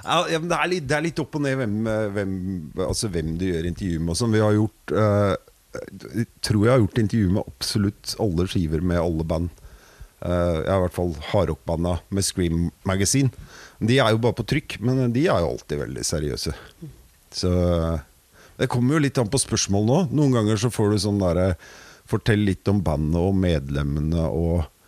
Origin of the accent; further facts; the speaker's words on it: Vinterbro, Akershus, Norway; Jeg er fra Vinterbro